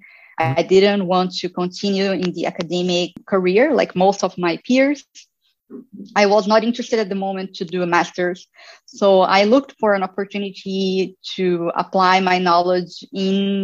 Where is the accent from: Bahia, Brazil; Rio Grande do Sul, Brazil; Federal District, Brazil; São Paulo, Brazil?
São Paulo, Brazil; Campinas; moved away as an adult; now in Berlin, Germany; I studied in the University of Campinas, which is in my hometown where I was born.